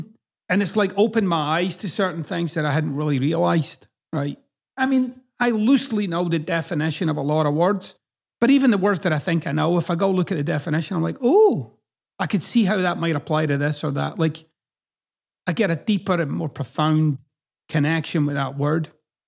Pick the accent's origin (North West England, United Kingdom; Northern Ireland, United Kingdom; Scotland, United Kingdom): Scotland, United Kingdom; accent: Scottish; now in United States; Like, my accent doesn't really fit in Scotland and it doesn't really fit here in the United States.